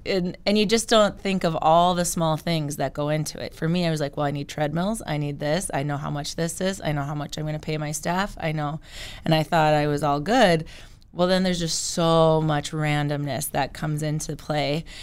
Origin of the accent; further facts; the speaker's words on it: Killdeer, North Dakota, United States; moved away as an adult; now in Bismarck, United States; I am originally from Kildare, and so I did, I grew up there.